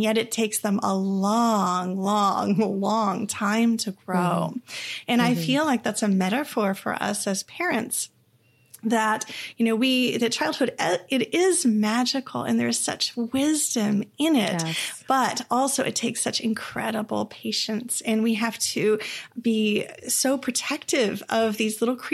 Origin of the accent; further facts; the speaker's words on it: Texas, United States; also born or lived in Eureka, California; I was born up in Eureka, California, in the middle of a heavy redwooded area uh-huh. in a tiny little town. And my parents always loved it. When they moved back to Texas when I was a toddler